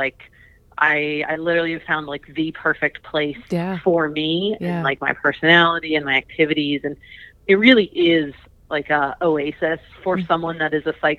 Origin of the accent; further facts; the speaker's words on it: East Coast, United States; now in Fort Collins, United States; I'm originally from the East Coast